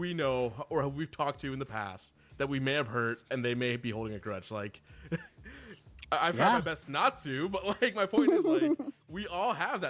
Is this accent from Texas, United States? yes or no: yes; Houston, Texas, United States; I'm from Houston.